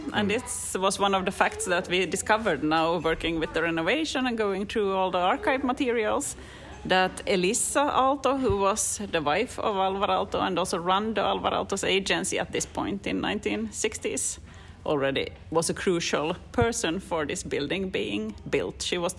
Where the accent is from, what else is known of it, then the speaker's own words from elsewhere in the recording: Finland; moved away as an adult; now in Reykjavík, Iceland; When I come from Finland myself, and when I moved here over 4 years ago